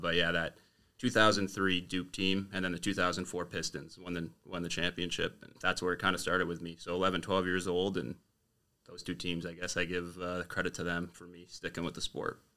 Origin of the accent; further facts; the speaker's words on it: Windsor, Ontario, Canada; born and raised in Windsor.